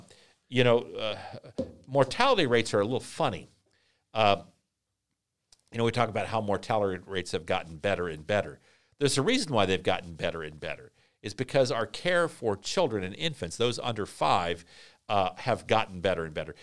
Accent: Vienna, Virginia, United States; Henry David Thoreau Junior High School in Vienna, Virginia, my hometown

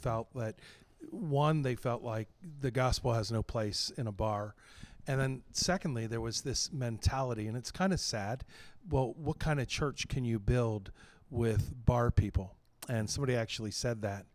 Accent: New Castle, Pennsylvania, United States; moved away as an adult; now in Saint Louis, United States; I grew up in Newcastle, Pennsylvania

